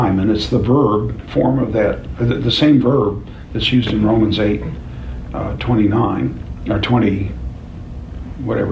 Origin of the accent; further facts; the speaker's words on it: The Village, Oklahoma, United States; I happen to live on Downing Street in Oklahoma City, in the Village. You've never heard of the Village. It's a 2-square-mile city in the middle of Oklahoma City. But I grew up on Downing Street